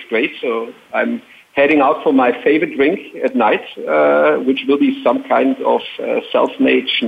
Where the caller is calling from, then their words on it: Baden-Württemberg, Germany; in real life, I'm located in the south of Germany, near Stuttgart.